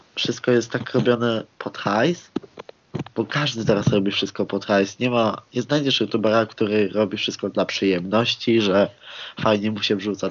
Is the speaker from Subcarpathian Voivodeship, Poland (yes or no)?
no; Koszalin, West Pomeranian Voivodeship, Poland; pochodzę na przykład z miejscowości Koszalin